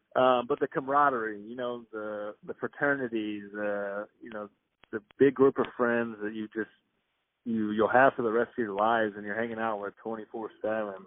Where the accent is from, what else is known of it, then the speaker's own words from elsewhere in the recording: Athens, Georgia, United States; growing up in Athens